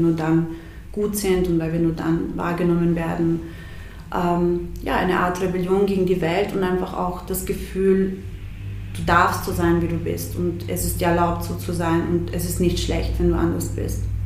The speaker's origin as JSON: {"language": "German", "town": "Siegendorf", "region": "Burgenland", "country": "Austria", "tie": "born or raised there", "also_born_or_lived": "Bosnia", "said": "ich bin äh, im, im Burgenland aufgewachsen und wir hatten damals in, der, in, in unserem Dorf, in Siegendorf"}